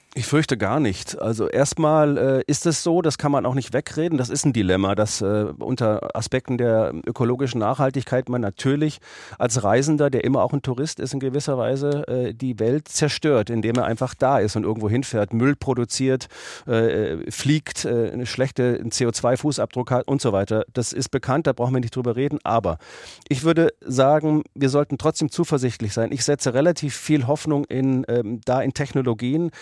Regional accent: Germany; ich bin Deutscher

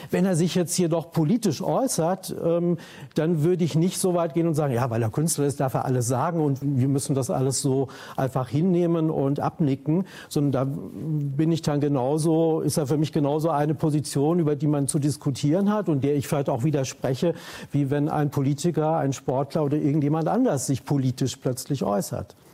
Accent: West Germany, Germany; Neurauch kommt aus dem Osten, ich komme aus dem Westen.

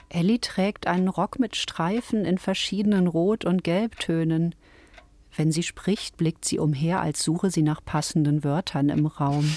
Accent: Ruhr area, North Rhine-Westphalia, Germany; Ich bin im Ruhrgebiet aufgewachsen.

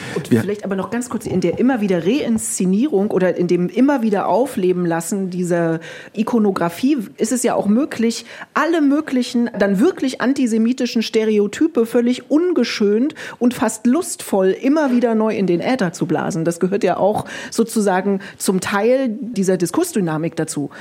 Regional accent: Germany; für uns als Deutsche

